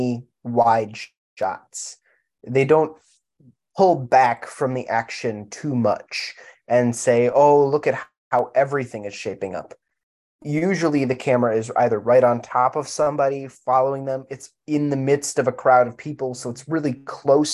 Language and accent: English; United States; as an American